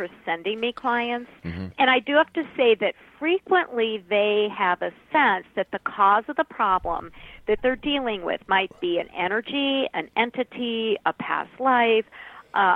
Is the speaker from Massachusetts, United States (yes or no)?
no; Minnesota, United States; I'm from Minnesota, but we're all Norwegians here